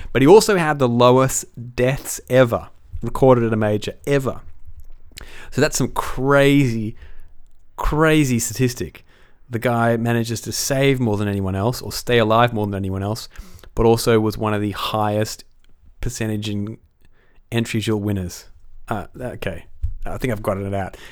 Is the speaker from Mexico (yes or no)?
no; Australia; as an Aussie